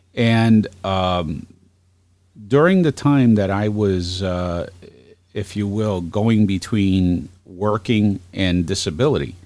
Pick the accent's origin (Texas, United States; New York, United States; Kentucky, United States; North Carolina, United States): New York, United States; New York City; also born or lived in Northern Virginia / Washington D.C.; now in Geneva, New York, United States; I'm originally from Brooklyn